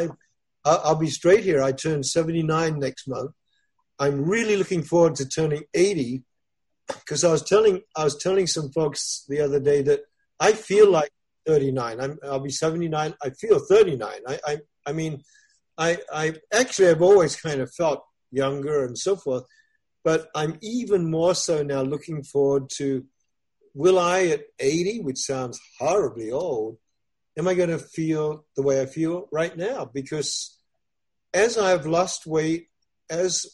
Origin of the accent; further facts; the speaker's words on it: Australia; now in United States; I'm originally from Australia